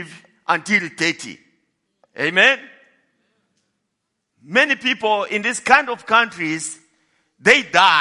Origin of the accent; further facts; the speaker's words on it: DR Congo; moved away as an adult; now in Johannesburg, South Africa; I was born in Congo, Democratic Republic of Congo, in a village that is far from everything.